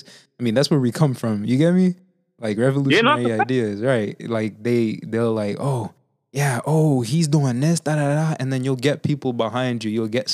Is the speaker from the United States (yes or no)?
no; Haiti; moved away; I'm from Haiti myself, right? And like growing up over there